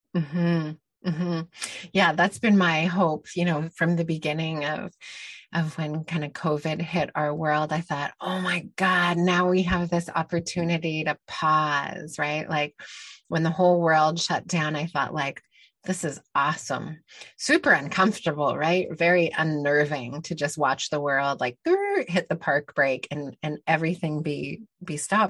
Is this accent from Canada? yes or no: yes; Canada; also born or lived in Mexico; I grew up in Canada in a very privileged, um, situation